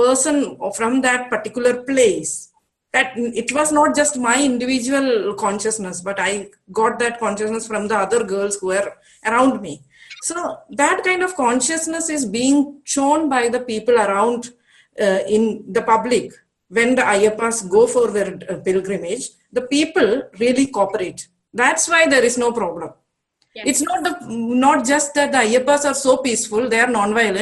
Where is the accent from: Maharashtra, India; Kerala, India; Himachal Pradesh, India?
Kerala, India; Malabar; I'm from Malabar